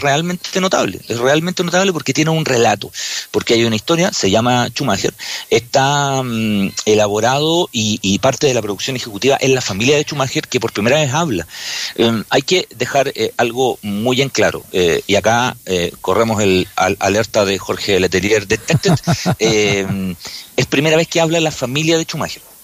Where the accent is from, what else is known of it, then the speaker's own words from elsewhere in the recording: Chile; nosotros somos chilenos y chilenas